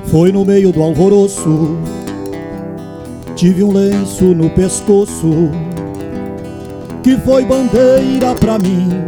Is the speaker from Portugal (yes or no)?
no; Barra do Ribeiro, Rio Grande do Sul, Brazil; Nessa minha terra, Barra do Ribeiro. Me orgulho muito dessa terra